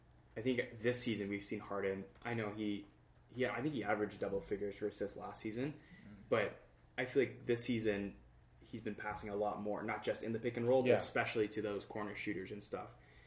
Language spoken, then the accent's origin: English; British Columbia, Canada; Being from Canada and that kind of like the Pacific Northwest here is so cool.